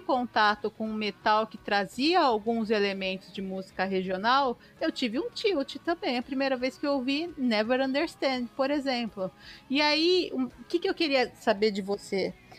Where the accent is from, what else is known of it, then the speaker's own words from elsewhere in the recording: São Paulo, Brazil; não sou pernambucana, sou paulistana